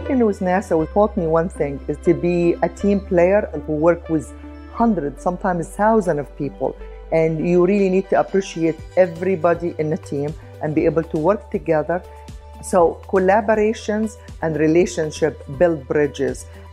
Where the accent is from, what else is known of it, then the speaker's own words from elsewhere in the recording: Egypt; moved away; Growing up in Egypt, my dad was always encouraging me